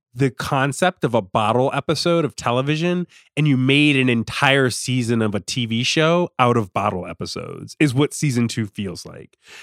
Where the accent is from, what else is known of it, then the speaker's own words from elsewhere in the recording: Richmond, Virginia, United States; I'm from Richmond, I'm from Virginia